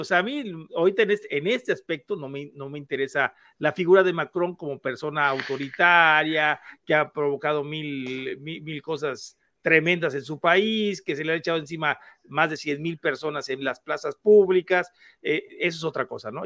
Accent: Mexico

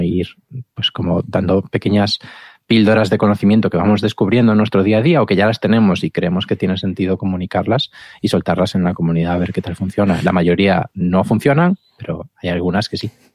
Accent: Galicia, Spain; Como buen gallego

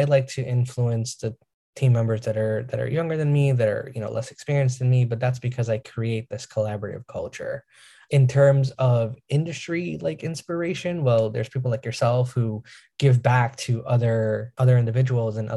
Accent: New York, United States; I'm from New York

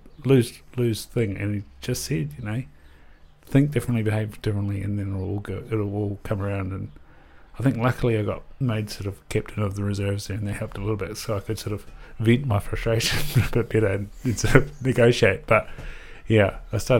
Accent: Southland, New Zealand; I'm from Southland

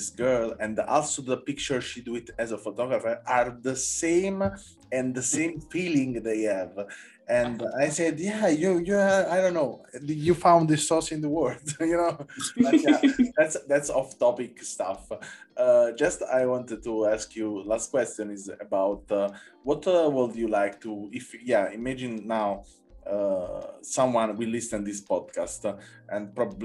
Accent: Naples, Campania, Italy; I come from Naples

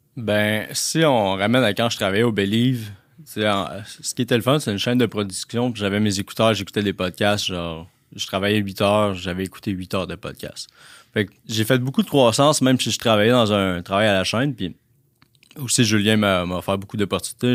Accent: La Tuque, Quebec, Canada; moved away; je viens de Latuc. Les gens qui connaissent Latuc, c'est euh, une petite région, une petite ville, dans le fond, à deux heures de Trois-Rivières dans le bois

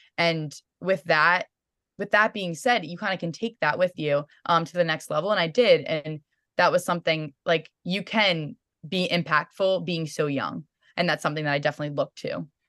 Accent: Sykesville, Maryland, United States; growing up in Maryland, it's awesome in itself

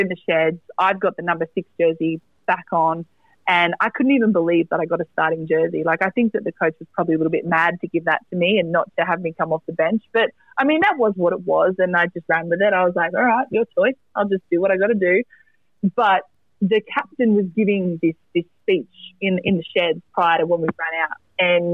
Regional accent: Maitland, New South Wales, Australia; in Maitland at my in my hometown. It's about 2 hours north of Sydney

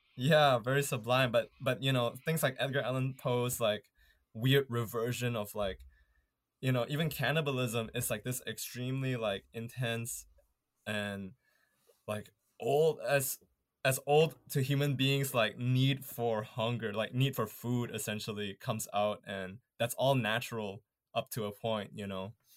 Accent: Malaysia; moved away as an adult; now in Canada; growing up in Malaysia

